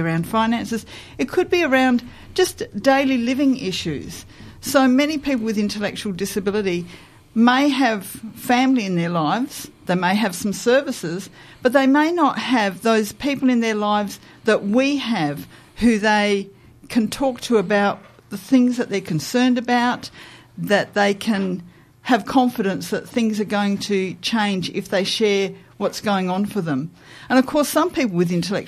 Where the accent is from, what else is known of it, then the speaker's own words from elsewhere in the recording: Adelaide, South Australia, Australia; I was born in Adelaide. I'm very familiar with the Adelaide landscape